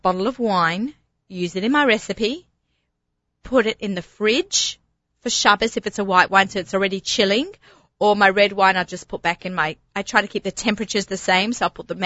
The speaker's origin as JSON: {"language": "English", "country": "Australia", "said": "I'm an Aussie"}